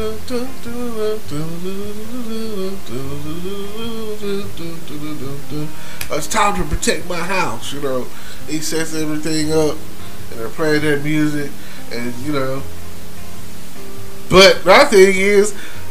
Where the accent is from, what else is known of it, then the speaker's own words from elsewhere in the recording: Texas, United States; I'm from Texas